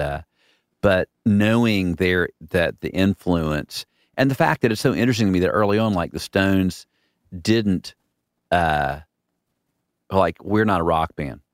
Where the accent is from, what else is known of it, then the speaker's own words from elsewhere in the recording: the South, United States; growing up in the South